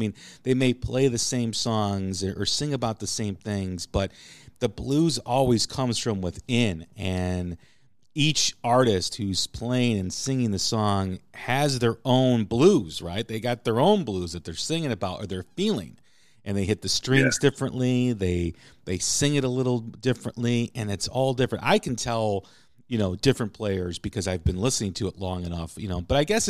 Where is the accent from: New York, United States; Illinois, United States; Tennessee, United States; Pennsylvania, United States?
Illinois, United States; Chicago; You know, me growing up in Chicago, I've mentioned this a lot here on the show about how, you know, you're hearing the blues in the womb when you're in Chicago, right?